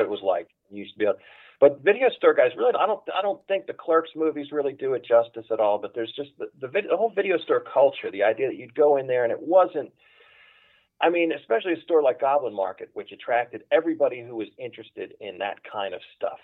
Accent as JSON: {"language": "English", "town": "Philadelphia", "region": "Pennsylvania", "country": "United States", "tie": "born or raised there", "moved": "as an adult", "lives_now": "Los Angeles, United States", "said": "I was born and raised in Philadelphia"}